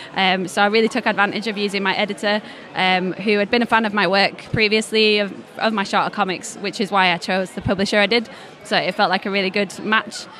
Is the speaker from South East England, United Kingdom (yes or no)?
no; Leeds, Yorkshire and the Humber, United Kingdom; I'm originally from Leeds, so it's my hometown show